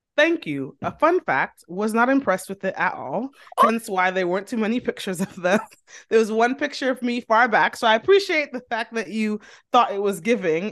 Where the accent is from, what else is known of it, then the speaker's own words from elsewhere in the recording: Dominica; now in United States; I'm from Dominico, seven six seven